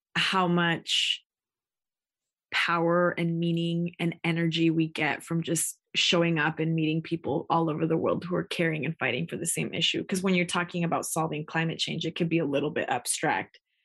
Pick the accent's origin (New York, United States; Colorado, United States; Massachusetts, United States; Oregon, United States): Oregon, United States; Takelma territory, Rogue Valley, Southern; I'm Chicana Indigena, born and raised on Tequelma territory